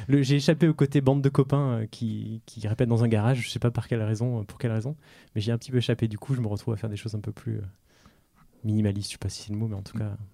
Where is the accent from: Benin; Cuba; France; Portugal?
France; je suis français né en France